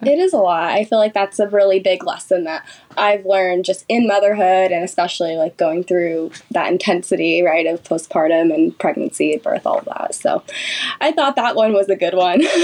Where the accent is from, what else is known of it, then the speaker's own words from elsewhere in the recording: Sacramento, California, United States; I'm from Sacramento, California, born and raised here